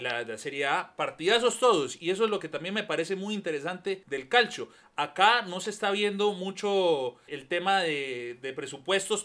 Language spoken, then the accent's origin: Spanish; Panama; haber dicho que soy de Panamá